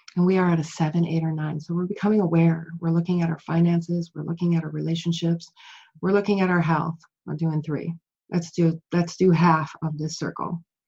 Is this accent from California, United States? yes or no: no; Chicago, Illinois, United States; I grew up in Chicago.